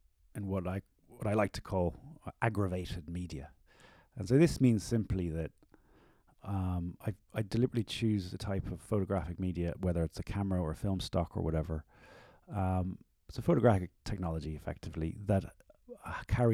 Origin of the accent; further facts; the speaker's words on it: Ireland; I'm an Irish artist